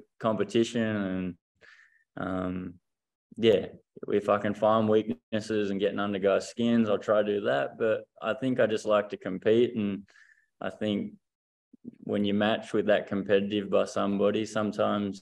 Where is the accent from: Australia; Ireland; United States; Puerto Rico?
Australia; regional Victoria; We're not from Vic Metro